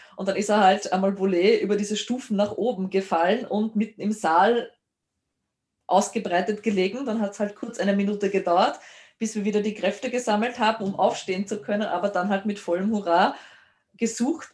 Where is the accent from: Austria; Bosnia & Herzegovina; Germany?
Austria; Lower Austria; bei uns in Niederösterreich